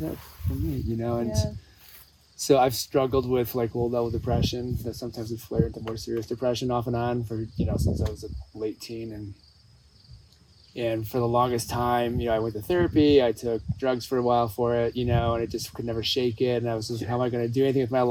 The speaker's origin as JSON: {"language": "English", "region": "Michigan", "country": "United States", "tie": "born or raised there", "moved": "as an adult", "lives_now": "Southern California, United States", "said": "growing up in Michigan"}